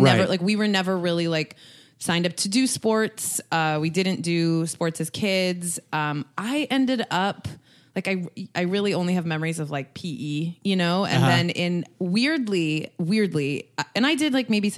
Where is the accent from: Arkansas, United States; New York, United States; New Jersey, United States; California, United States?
California, United States; Los Gatos; So I'm from the Bay Area. I went to high school or grew up in a town called Los Gatos